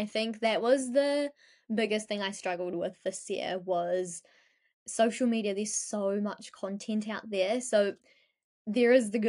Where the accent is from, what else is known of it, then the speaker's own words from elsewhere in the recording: New Zealand; you know what, I'm also from New Zealand. So it was like, I wanted to integrate both our cultures.